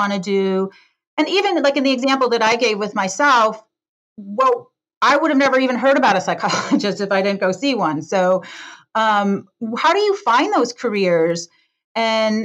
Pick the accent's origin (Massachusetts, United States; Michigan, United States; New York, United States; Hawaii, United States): Michigan, United States; Detroit; born or raised there; now in San Francisco, United States